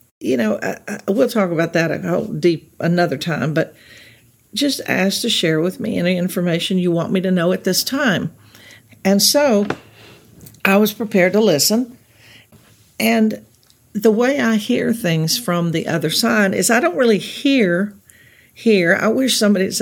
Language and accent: English; Texas Gulf Coast, United States; now in Los Angeles, United States; We grew up on the Texas Gulf Coast, where it was polluted.